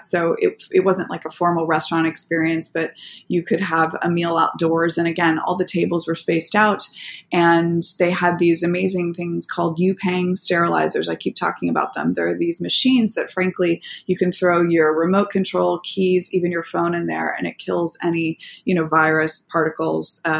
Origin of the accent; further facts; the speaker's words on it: Japan; born there; also born or lived in Saudi Arabia / Qatar / Bucks County, United States; I was born in Japan. I lived in Saudi Arabia, Qatar. I lived in the United States for for some of my earliest years in in the Philadelphia area in Bucks County